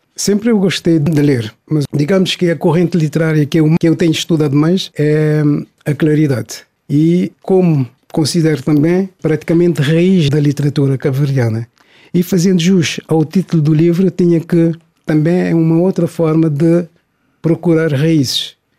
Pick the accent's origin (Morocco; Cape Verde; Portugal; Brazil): Cape Verde; São Vicente; also born or lived in Santo Antão; Nasci em Santo Antão, cresci e estudei em São Vicente.